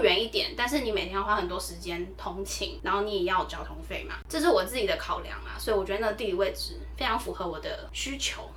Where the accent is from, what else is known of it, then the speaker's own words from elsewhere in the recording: Taipei, Taiwan; 所以基本上不管是我目前的工作，或者是以前念书，我都是在台北